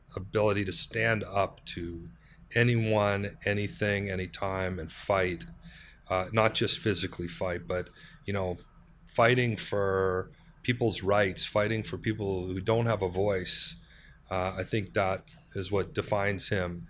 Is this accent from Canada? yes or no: yes; Canada; we're a Canadian company with those kind of soft Canadian sensibilities.